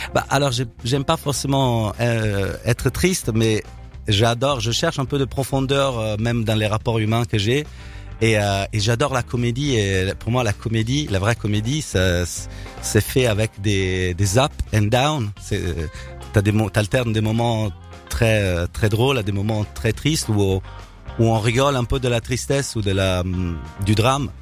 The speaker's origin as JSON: {"language": "French", "town": "Milan", "region": "Lombardy", "country": "Italy", "tie": "born or raised there", "second_language": "French", "moved": "as an adult", "lives_now": "Paris, France", "said": "je viens de, je suis né à Milan, j'ai vécu à Milan."}